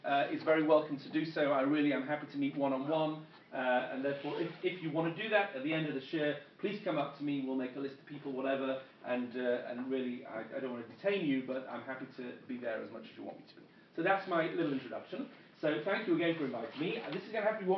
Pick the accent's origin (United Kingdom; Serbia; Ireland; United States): United Kingdom; England; moved away as an adult; also born or lived in London; now in Israel; my accent, as you can tell, I am not American. I am originally from England.